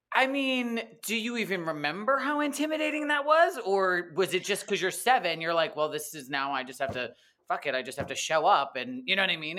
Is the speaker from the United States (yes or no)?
yes; East Coast, United States; now in Los Angeles, United States; I grew up in the East Coast, but not right in Brooklyn or Manhattan or anything